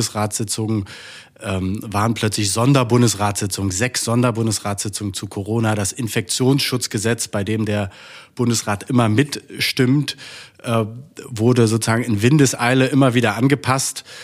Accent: Saxony-Anhalt, Germany; born there; Ich bin ähm, geboren in Sachsen-Anhalt.

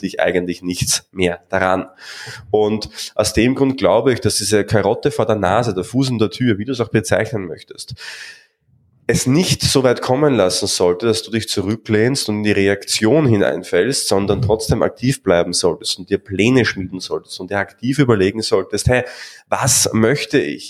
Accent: Austria; bei uns in Österreich

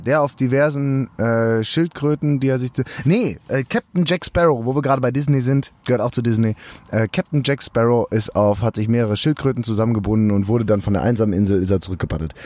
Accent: Bochum, North Rhine-Westphalia, Germany; Ich war noch nie drin als Bochumer

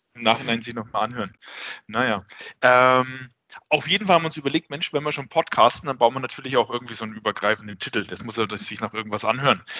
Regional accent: Swabia, Germany; dass ich der Schwabe bin

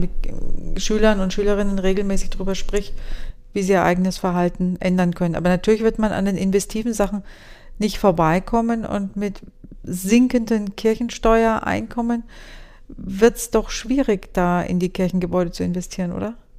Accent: Würzburg district, Bavaria, Germany; im Landkreis Würzburg, also da, wo ich herkomme

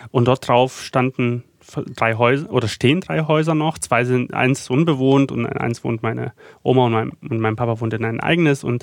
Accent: Freital, Saxony, Germany; Ich bin dann in Freital weiter groß geworden. Was aber halt auch eine Umstellung war, weil natürlich so viel alles groß, ähm, alles sehr, sehr turbulent, viel Verkehr und Freital war natürlich das, das, das Gegenteil einfach davon.

